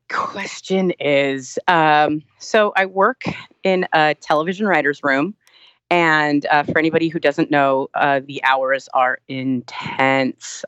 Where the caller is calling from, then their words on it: Los Angeles, California, United States; I'm calling from Los Angeles.